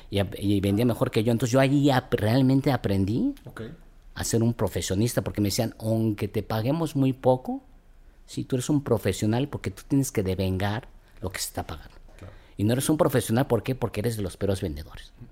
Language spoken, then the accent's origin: Spanish; Mexico; somos los mexicanos